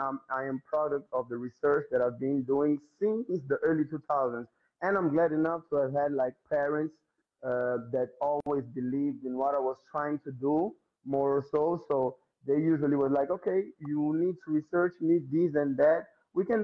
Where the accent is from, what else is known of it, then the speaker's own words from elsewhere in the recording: Mozambique; I'm from Mozambique, so there is no way of me escaping my roots